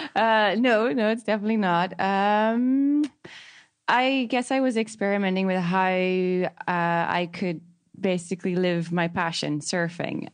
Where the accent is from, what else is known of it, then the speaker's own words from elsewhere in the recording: County Donegal, Ireland; moved away as an adult; also born or lived in Sydney, Australia; growing up in Ireland